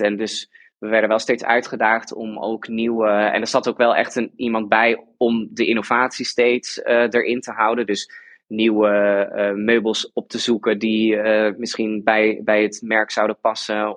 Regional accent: Friesland, Netherlands; moved away as an adult; also born or lived in Delft; ik kom uit Friesland

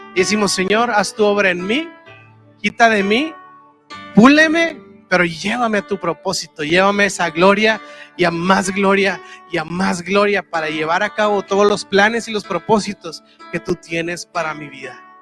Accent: Monterrey, Nuevo León, Mexico; yo soy de Monterrey, ya sabes, y pues acá en Monterrey tenemos todo

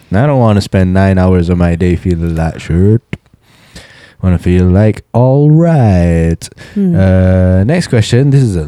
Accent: Pakistan; also born or lived in Kuala Lumpur; now in Saudi Arabia; I'm a Pakistani listening to your podcast in Saudi Arabia.

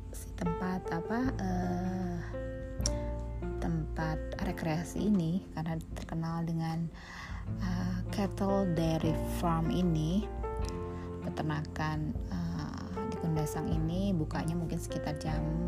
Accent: Bogor, West Java, Indonesia; Saya dari Bogor

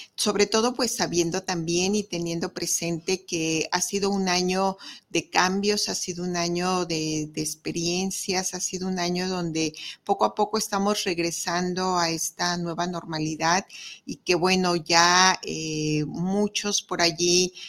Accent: Mexico

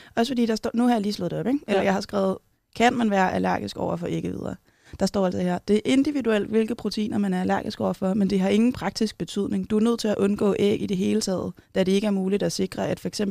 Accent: Kerteminde, Southern Denmark, Denmark; also born or lived in Copenhagen; now in Aarhus, Denmark; jeg er vokset op på, eller i Kærteminde på Fyn

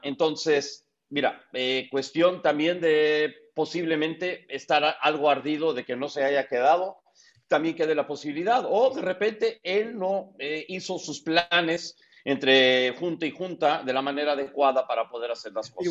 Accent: United States; porque nací en Estados Unidos.

